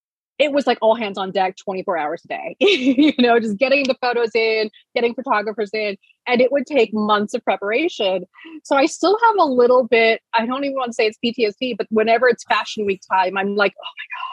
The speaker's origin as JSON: {"language": "English", "town": "Reno", "region": "Southwest", "country": "United States", "tie": "born or raised there", "also_born_or_lived": "El Paso / New York", "moved": "as an adult", "lives_now": "Arizona, United States", "said": "No, I was raised mostly in the Southwest, like Reno, El Paso. My parents really loved moving us every couple years. And then I moved to New York at 18, and then I stayed there until 2016."}